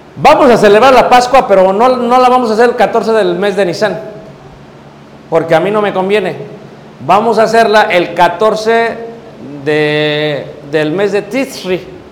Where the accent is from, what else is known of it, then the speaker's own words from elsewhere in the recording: Mexico City, Mexico; moved away as an adult; now in United States; Yo nací en Ciudad de México, me crié en Ciudad de México, tengo ya casi treinta años viviendo en Estados Unidos